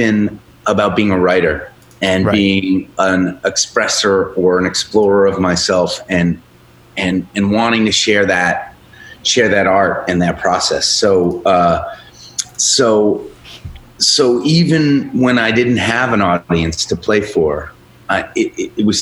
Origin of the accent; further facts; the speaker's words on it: Boston, Massachusetts, United States; also born or lived in Chicago; I'm from Boston